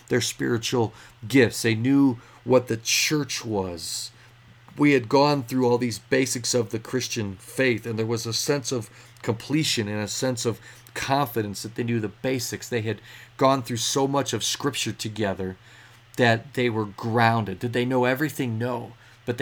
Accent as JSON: {"language": "English", "country": "United States", "said": "I'm from America. I'm working here for the summer."}